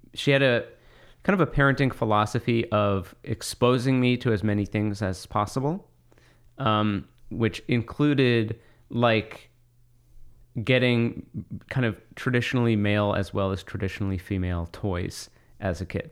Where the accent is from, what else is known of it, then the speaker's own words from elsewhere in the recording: Monmouth County, New Jersey, United States; I grew up in Monmouth County, New Jersey